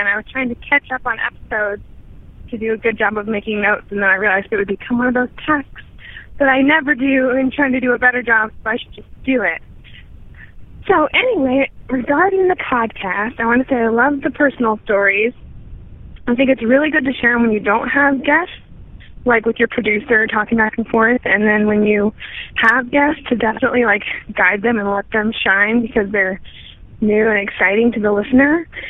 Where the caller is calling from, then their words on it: Seattle, Washington, United States; calling you from Seattle.